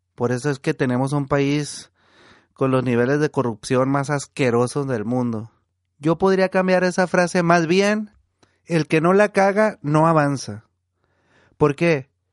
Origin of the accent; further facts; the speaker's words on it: Estación Dimas, Sinaloa, Mexico; now in Baja California, Mexico; cuando estábamos niños allá en, en mi pueblo, en Estación Dimas